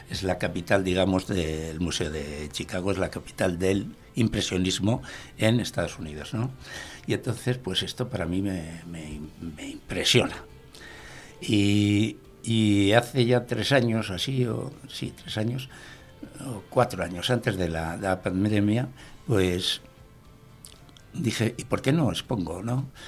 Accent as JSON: {"language": "Spanish", "town": "Bilbao", "region": "Basque Country", "country": "Spain", "tie": "born there", "said": "Nací en Bilbao."}